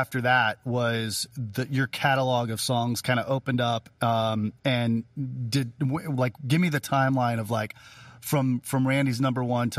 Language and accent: English; St. Louis, Missouri, United States; moved away as an adult; now in Nashville, United States; I grew up in St. Louis.